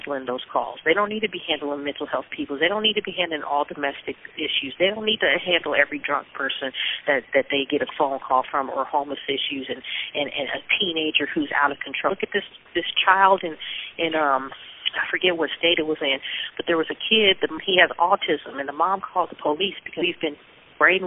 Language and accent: English; Long Beach, California, United States; I'm from Long Beach, and we're out of Long Beach